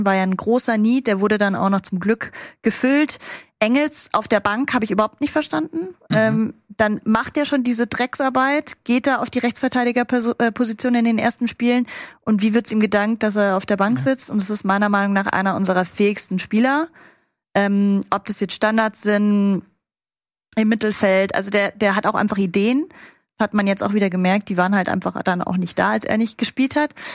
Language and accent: German; the South, Southern Germany, Germany; ich bin aus dem Süden